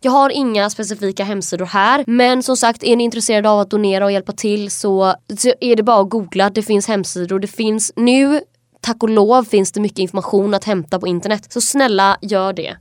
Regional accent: Kalmar, Kalmar County, Sweden; jag är från Kalmar det är liksom en kuststad

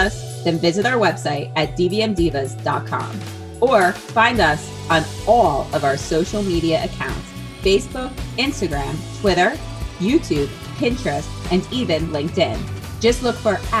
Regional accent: New Jersey, United States; moved away as an adult; also born or lived in Colorado; I was licensed in Florida and New Jersey because I'm from New Jersey

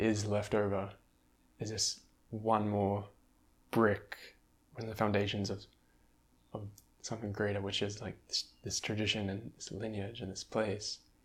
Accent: Australia; moved away as an adult; growing up in Australia, in that landscape.

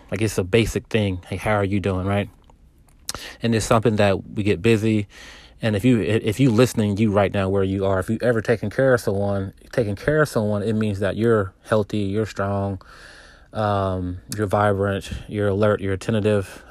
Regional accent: Texas, United States; also born or lived in California; so I moved from California to Texas after my parents divorced.

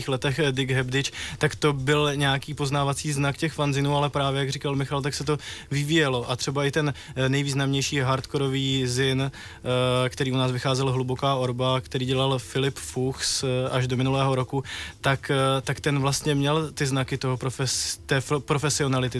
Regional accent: Třebíč, Vysočina Region, Czechia; v Třebíči v, mě, v mém rodném městě

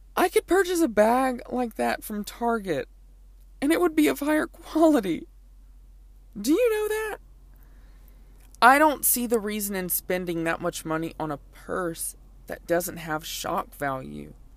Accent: Lake Charles, Louisiana, United States; my childhood, growing up in Lake Charles, Louisiana

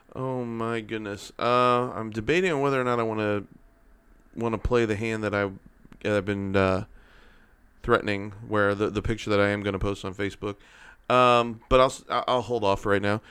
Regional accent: St. Louis, Missouri, United States; Born and raised in Saint Louis, Cardinal fan

